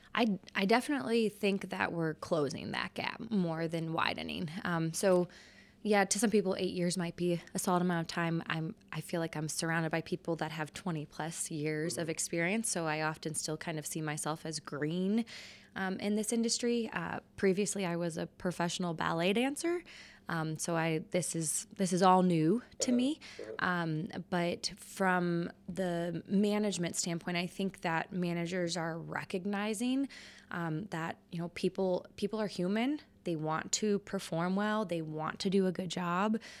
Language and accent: English; Oklahoma, United States; moved away as an adult; also born or lived in California / Indiana / Illinois; now in Billings, United States; I'm from Oklahoma